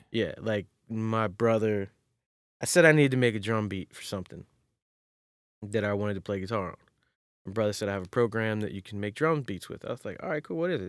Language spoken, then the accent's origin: English; Maryland, United States; also born or lived in North Carolina; I was born in North Carolina and then in sixth grade moved to Maryland